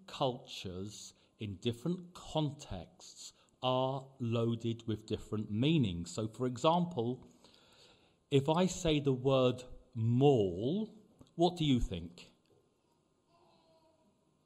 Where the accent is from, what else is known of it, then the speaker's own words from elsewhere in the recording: London, United Kingdom; moved away as an adult; now in Cyprus; growing up in London